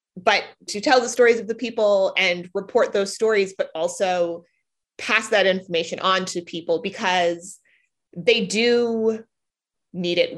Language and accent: English; Silver Spring, Maryland, United States; also born or lived in Boston; now in Washington, D.C., United States; I hail from just outside Washington, D.C. I'm from Silver Spring, Maryland, and read the city paper in high school